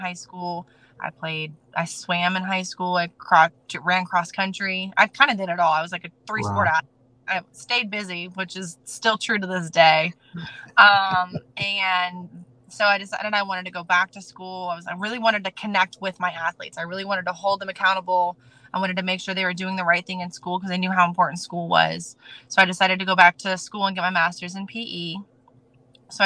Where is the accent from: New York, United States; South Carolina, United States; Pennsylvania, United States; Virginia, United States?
Virginia, United States; Norfolk; I am not born and raised in Norfolk. However, I am raised in Norfolk. I've been here since 98, and this is home for me